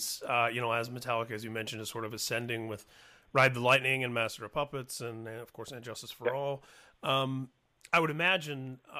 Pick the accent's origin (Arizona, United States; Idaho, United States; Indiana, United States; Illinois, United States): Indiana, United States; Indianapolis; As a teenager growing up in Indianapolis, Indiana, in the late 80s and early 90s